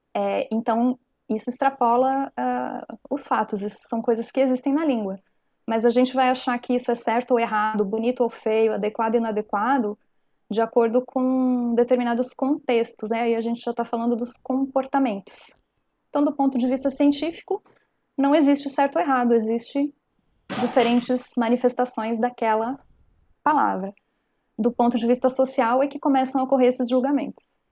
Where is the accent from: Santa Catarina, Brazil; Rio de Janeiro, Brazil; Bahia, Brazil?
Santa Catarina, Brazil; coast of; accent: cantado do peixeiro / manezinho; nós aqui no litoral de Santa Catarina temos o cantado, o nosso cantado é, do peixeiro, como é conhecido na região do Vale do Itajaí, ou do manezinho